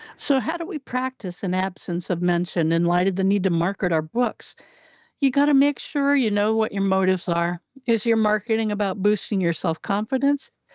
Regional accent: Southern Oregon, United States; moved away as an adult; also born or lived in Illinois; I grew up in Southern Oregon, and we very seldom got snowfall

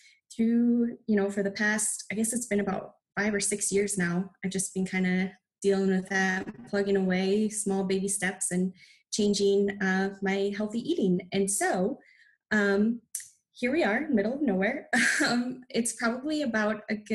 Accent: Minnesota, United States; moved away as an adult; now in Nebraska, United States; I'm actually born and raised in Minnesota, and we moved to Nebraska probably about 5 years ago

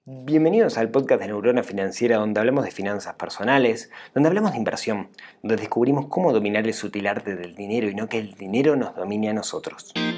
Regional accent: Uruguay; acá en Uruguay? Digamos, ¿Cómo nos afectaría a nosotros los uruguayos?

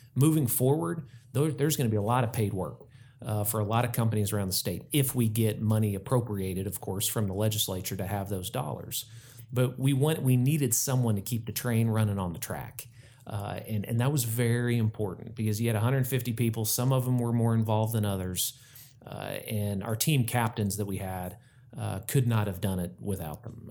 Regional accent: Tulsa, Oklahoma, United States; I grew up in Tulsa

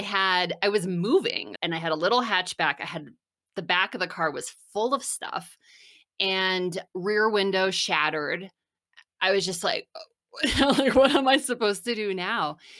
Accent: New Jersey, United States; moved away as an adult; also born or lived in Philadelphia / Washington, D.C. / San Francisco; I grew up in New Jersey, about an hour from New York City

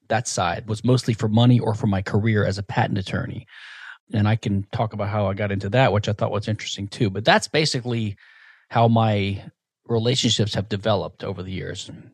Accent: Louisiana, United States; I was basically from Louisiana, from a, a small town, rural area

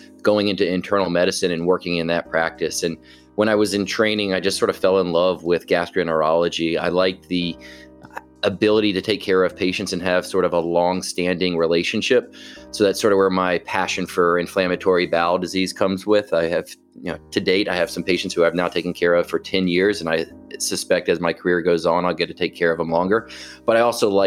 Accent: Atlanta, Georgia, United States; I grew up here in Atlanta.

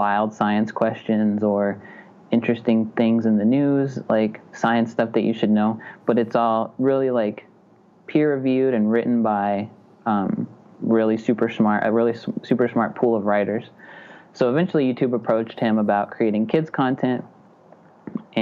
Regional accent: Butte, Montana, United States; also born or lived in Chicago / Missoula, Montana; I'm from Butte, Montana, which is like an hour and a half away from Missoula

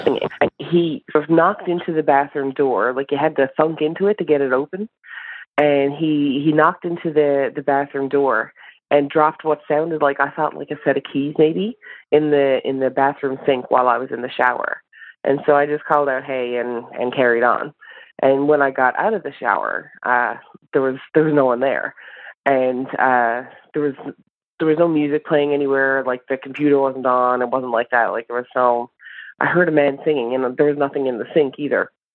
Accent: Newfoundland and Labrador, Canada; also born or lived in St. John's, Newfoundland; now in Nunavut, Canada

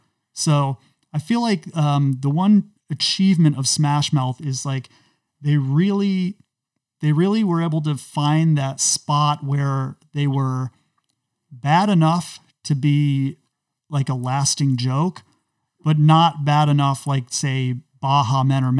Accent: United States; You know, folks, when I grew up in America, we didn't talk about race in this way.

